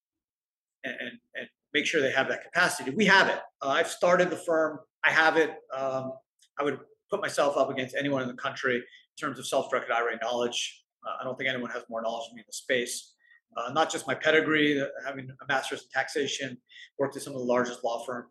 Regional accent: Canada; I'm Canadian

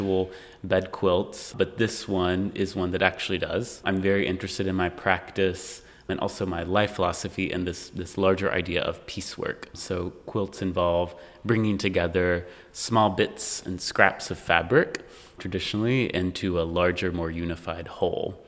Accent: East Tennessee, United States; the mountains that I grew up in East Tennessee

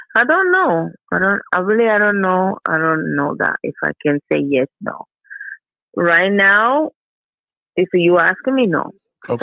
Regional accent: Puerto Rico; English is a second language; Puerto Rican we're a mix of three.

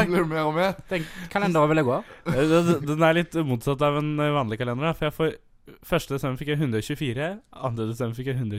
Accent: Buskerud, Norway; moved away as an adult; Jeg har vært eh, hjemme i Buskerud

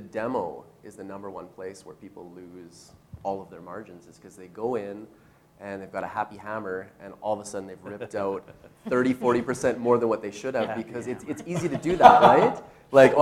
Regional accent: Calgary, Alberta, Canada; I grew up around Calgary, and so I just know way too many people here.

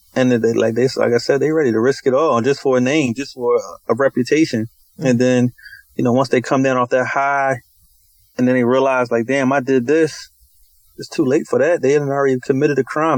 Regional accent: Philadelphia, Pennsylvania, United States; Southwest is, um, that's originally where I'm from. So, um, everything started in Southwest. I grew up on a little small little corner on 46 on Baltimore Avenue

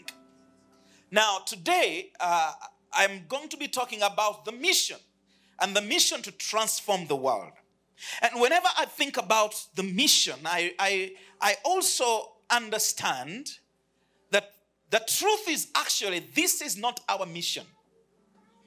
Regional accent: Uganda; I come from Uganda. I lead a church there called the City Church

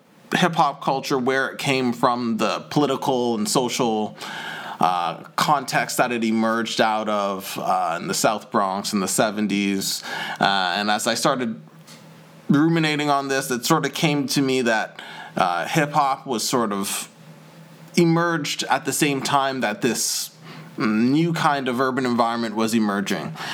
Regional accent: Toronto, Ontario, Canada; accent: Canadian; moved away as an adult; also born or lived in Ottawa, Canada; now in London, United Kingdom; Growing up in Toronto

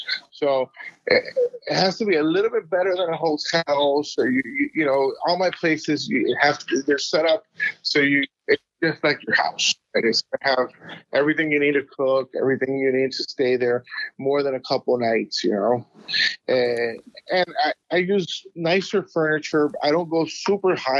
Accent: South Florida, United States; moved away; I come from South Florida

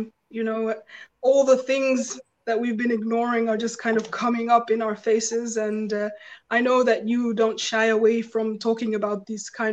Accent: Mayapur, West Bengal, India; also born or lived in London; now in Leicester, United Kingdom; I grew up in Mayapur, but I was actually born in London. And now I live in Leicester.

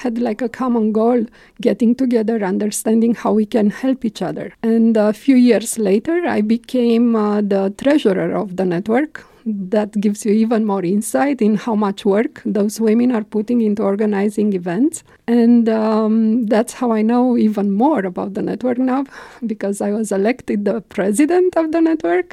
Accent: Romania; moved away as an adult; also born or lived in Belgium; now in Luxembourg; I'm coming from Romania

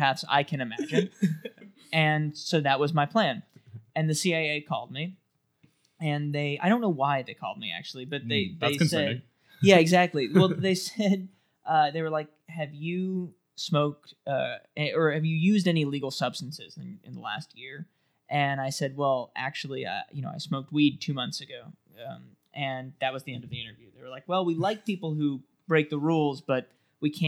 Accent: New York City, New York, United States; I grew up in New York City, so I used to go to the comedy clubs

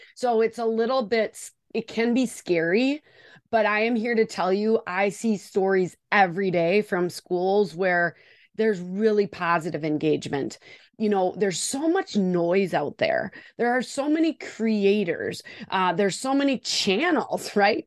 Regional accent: Wisconsin, United States; accent: Wisconsin; I am joining you from Wisconsin

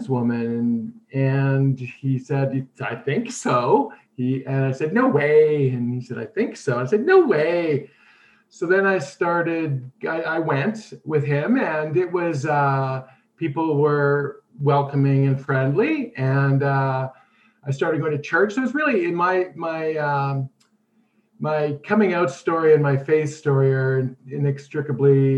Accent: Winnipeg, Manitoba, Canada; I grew up in Winnipeg

